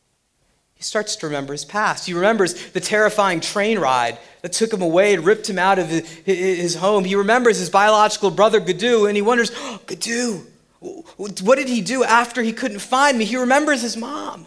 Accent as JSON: {"language": "English", "region": "Central New Jersey", "country": "United States", "tie": "born or raised there", "also_born_or_lived": "Summit, New Jersey / Central New York", "said": "I was born in Summit, New Jersey. I grew up in Central Jersey and Central New York. And, you know, I ended up back in New Jersey"}